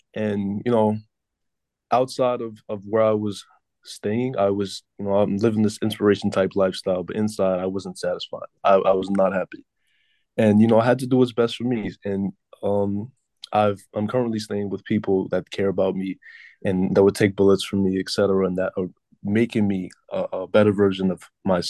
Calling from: Seattle, Washington, United States; I'm currently speaking from the other side of the country. I'm on the west side, currently in Seattle, Washington.

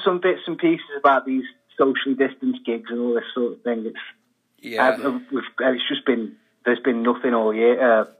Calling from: Manchester, North West England, United Kingdom; Manchester, England, yeah.

